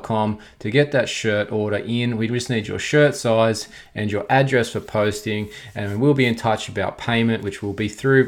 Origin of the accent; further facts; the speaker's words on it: Australia; I am Australian